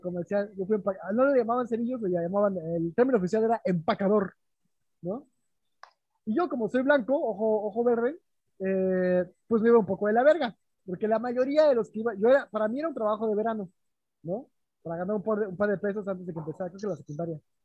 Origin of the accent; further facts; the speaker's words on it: Mexico; moved away as an adult; now in Berlin, Germany; de México